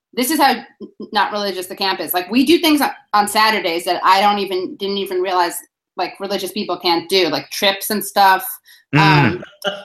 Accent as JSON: {"language": "English", "town": "New York City", "region": "New York", "country": "United States", "tie": "born or raised there", "said": "when you're from New York City"}